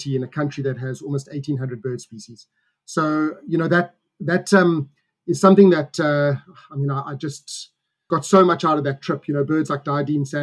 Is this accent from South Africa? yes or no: yes; South Africa; we as South African birders